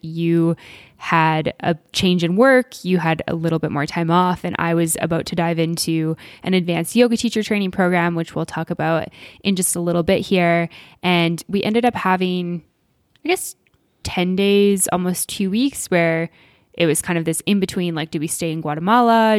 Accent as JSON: {"language": "English", "region": "Alberta", "country": "Canada", "tie": "born or raised there", "said": "I grew up in Alberta"}